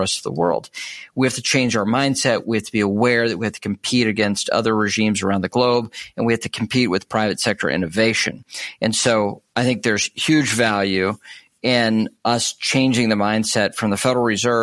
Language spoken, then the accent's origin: English; United States; as an American